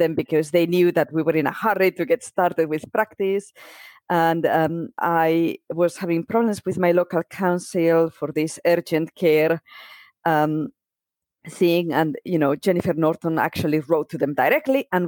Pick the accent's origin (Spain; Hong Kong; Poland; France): Spain; moved away as an adult; now in United Kingdom; I am from Spain. I grew up in Spain. I've been in the UK for 20 years now.